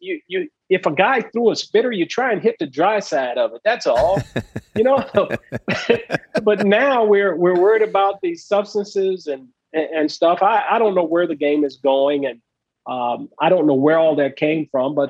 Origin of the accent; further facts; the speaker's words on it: Southern California, United States; I grew up in Southern California